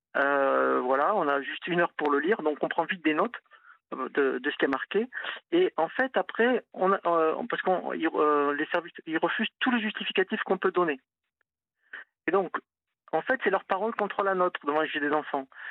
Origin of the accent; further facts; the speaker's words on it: Toulouse, Occitania, France; moved away as an adult; now in Nantes, France; je suis Toulousain, je suis venu à Nantes il y a 20 ans